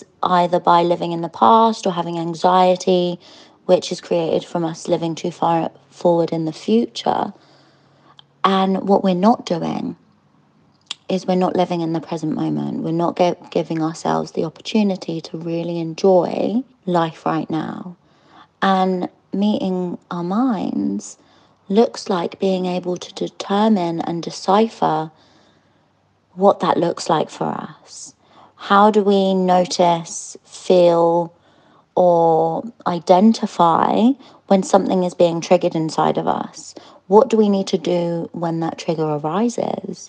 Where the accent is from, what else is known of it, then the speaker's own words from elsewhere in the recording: London, United Kingdom; I'm from London